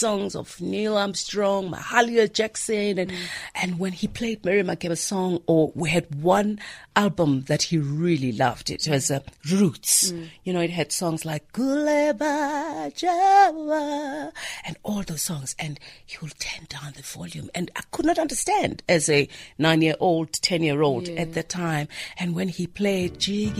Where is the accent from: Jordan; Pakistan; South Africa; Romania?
South Africa; Soweto, Gauteng; growing up in Soweto